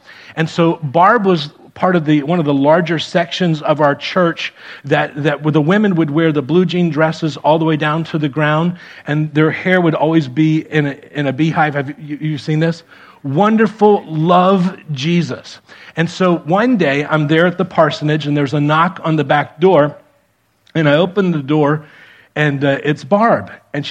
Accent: Miami, Florida, United States; moved away as an adult; also born or lived in Defiance, Ohio; I grew up in Miami

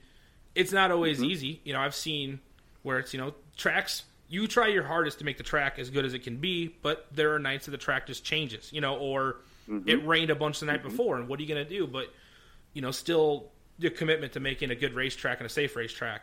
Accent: United States; we're from the Clinton Fulton area

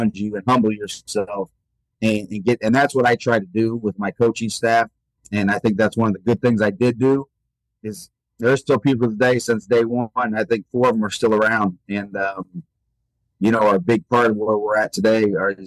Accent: Rochester, Illinois, United States; also born or lived in Springfield, Illinois; at 23 to get a job in my hometown

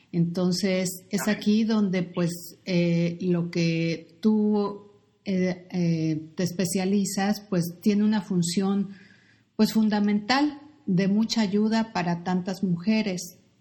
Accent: Mexico; nosotros como mexicanos, como latinos

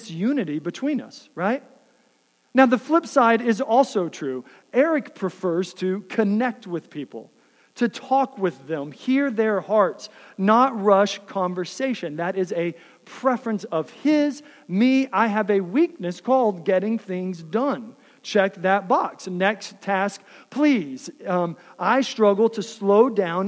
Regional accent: Texas, United States; now in Iowa, United States; I grew up in the South in Texas

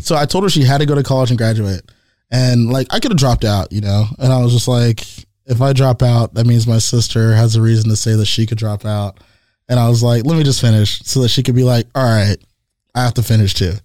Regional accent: San Jose, California, United States; also born or lived in East Bay, California; I was born in East Bay. I was raised here in San Jose

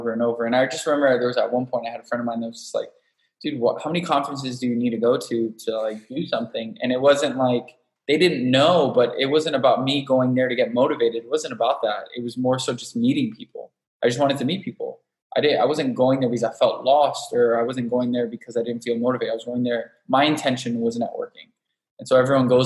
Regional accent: Miami, Florida, United States; moved away as an adult; also born or lived in New York / Los Angeles; now in San Diego, United States; I was born and raised in Miami

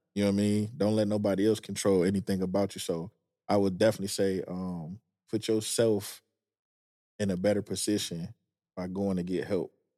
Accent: Detroit, Michigan, United States; moved away as an adult; also born or lived in Manassas, Virginia / Maryland / California; I'm from Detroit

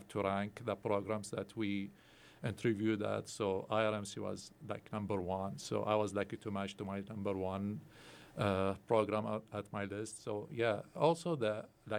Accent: Baghdad, Baghdad Governorate, Iraq; also born or lived in Erie, Pennsylvania; now in Indiana, United States; I'm originally from Baghdad, born and raised over there. Then I came to United States as a refugee

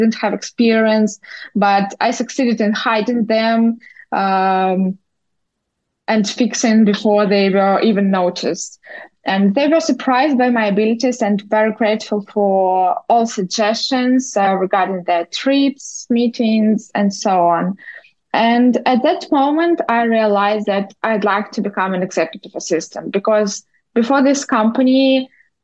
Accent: Moscow, Russia; moved away as an adult; also born or lived in Moldova; now in New York City, United States; Originally, I'm from Moldova. I was born there, but in my childhood, my parents decided to move to Russia. So I grew up in Moscow

